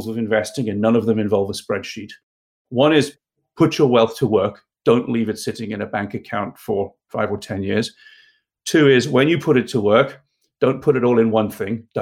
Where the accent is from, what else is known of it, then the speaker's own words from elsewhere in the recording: South Africa; moved away as an adult; I grew up in South Africa